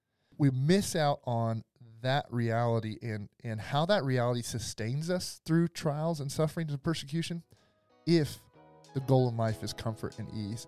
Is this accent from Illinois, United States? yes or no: no; Arkansas, United States; I'm from Arkansas.